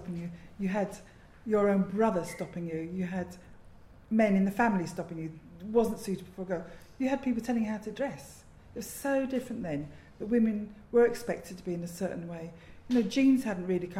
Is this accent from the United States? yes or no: no; London, United Kingdom; I was born in London and have lived here all my life, but also lived overseas.